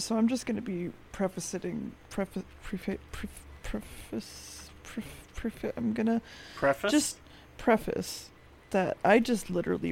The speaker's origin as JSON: {"language": "English", "country": "United States", "said": "I'm American"}